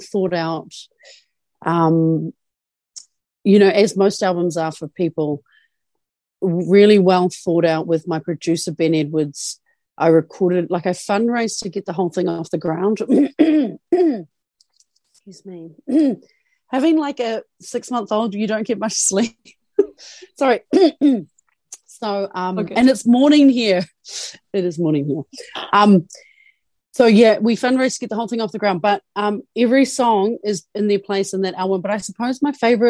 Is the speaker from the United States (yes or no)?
no; New Zealand; I'm a Kiwi. I'm a New Zealander